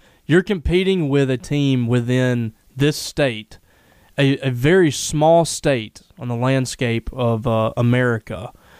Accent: United States; I'm American

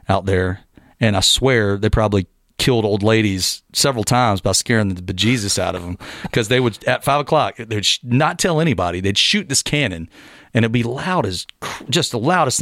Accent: West End, North Carolina, United States; moved away as an adult; also born or lived in Nashville, Tennessee; from West End, where I grew up in North Carolina

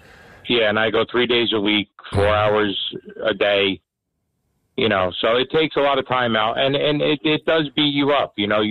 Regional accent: New Jersey, United States; We're from Bergen County.

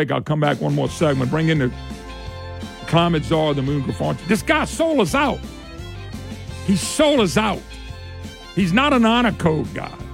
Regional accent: Louisiana, United States; I'm from Louisiana and I'm a run and all in gas state.

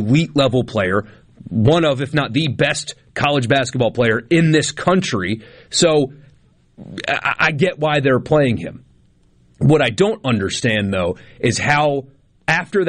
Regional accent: Greenville, South Carolina, United States; my hometown team as an example, Furman

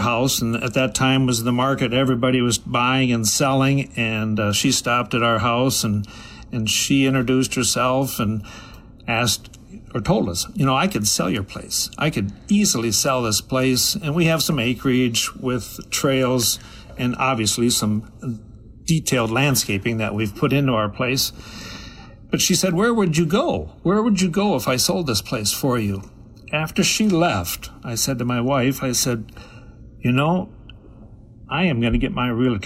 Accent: Preston, Minnesota, United States; also born or lived in Chatfield; I grew up down in Preston

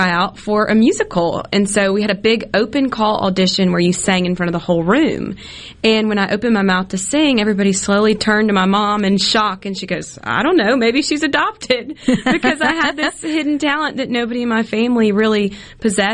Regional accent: Hattiesburg, Mississippi, United States; Miss Hattiesburg, my hometown

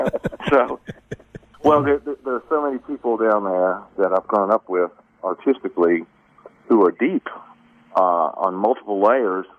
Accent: Jackson, Mississippi, United States; I was raised Catholic in Jackson

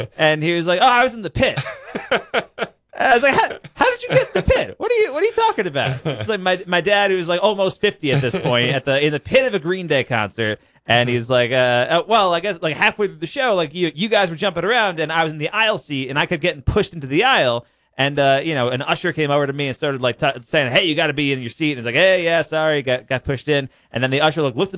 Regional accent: New York, United States; moved away; I grew up in New York

